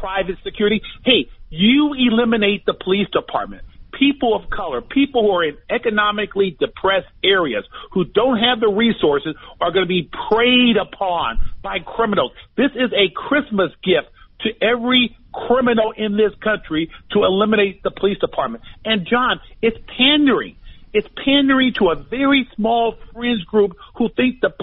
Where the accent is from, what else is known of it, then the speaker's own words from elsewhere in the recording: United States; I say this as an American, as an African-American